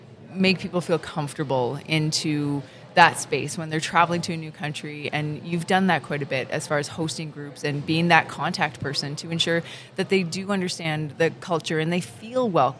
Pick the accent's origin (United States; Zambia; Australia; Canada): Canada; for myself as a Canadian who grew up here